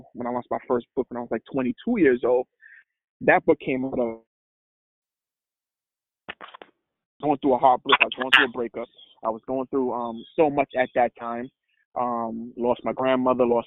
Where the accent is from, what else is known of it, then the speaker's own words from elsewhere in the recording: New York City, New York, United States; also born or lived in Trinidad; I grew up in Brooklyn, New York, came from Trinidad when I was 8 years old